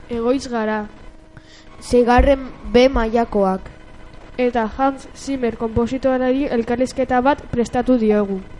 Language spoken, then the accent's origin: Basque; Frankfurt, Hesse, Germany; born there; Frankfurten jaio nintzen, Alemanian.